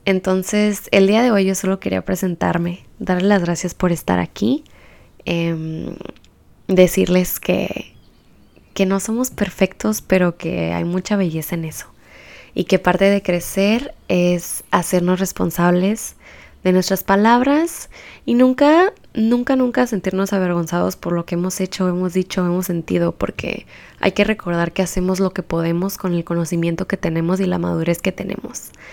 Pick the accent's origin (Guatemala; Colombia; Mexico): Mexico; Baja California; soy baja californiana y transfronteriza también